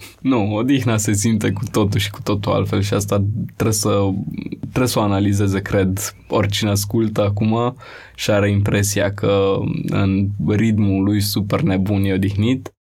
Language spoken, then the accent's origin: Romanian; Bucharest, Romania; Am crescut în Rahova